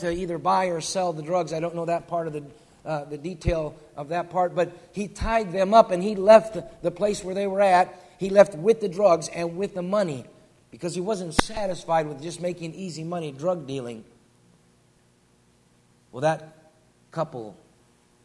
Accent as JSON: {"language": "English", "region": "western New York", "country": "United States", "tie": "born or raised there", "moved": "as an adult", "said": "deer hunting together in western New York where I grew up."}